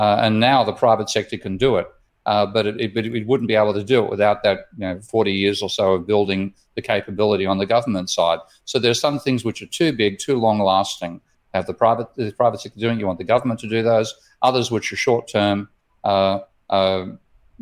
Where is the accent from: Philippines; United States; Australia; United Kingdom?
Australia; my home country of Australia